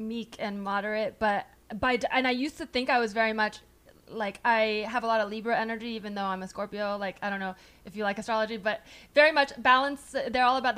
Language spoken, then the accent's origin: English; San Francisco Bay Area, California, United States; also born or lived in New York; I grew up in the Bay and it was like very Democrat.